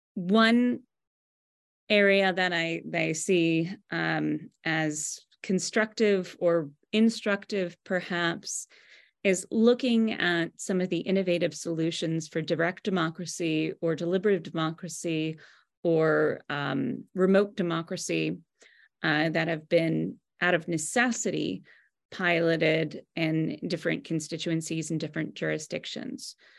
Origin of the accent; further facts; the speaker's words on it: United States; I'm American